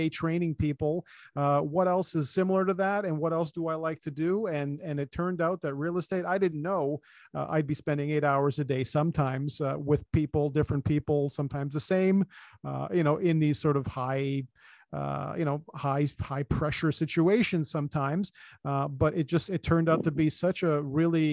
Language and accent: English; Canada; We're from the land of one season